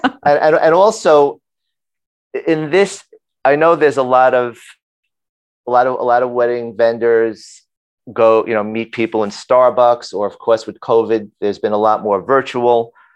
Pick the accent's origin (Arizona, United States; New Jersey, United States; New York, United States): New York, United States; New York City; I grew up in Brooklyn